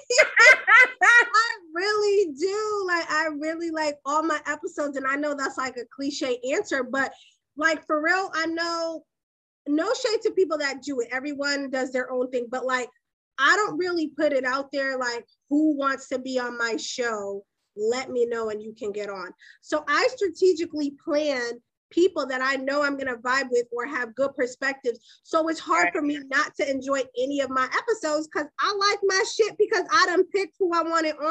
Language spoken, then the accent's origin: English; Boston, Massachusetts, United States; I'm from Boston